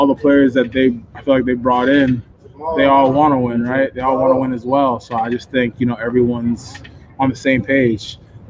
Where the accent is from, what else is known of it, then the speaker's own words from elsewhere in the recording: Stroudsburg, Pennsylvania, United States; moved away; also born or lived in New Jersey; I grew up in Stroudsburg. You know, I was born in Jersey, but was raised in PA